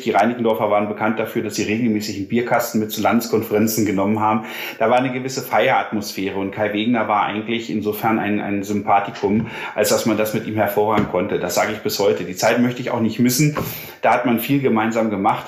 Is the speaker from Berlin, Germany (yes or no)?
yes; Berlin, Germany; now in Lüdenscheid, Germany; als Westberliner